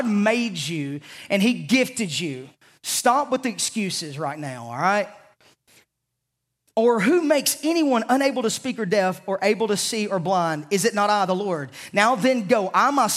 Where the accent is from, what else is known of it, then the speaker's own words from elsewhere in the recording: Savannah, Tennessee, United States; I'm from the South. I say ain't a lot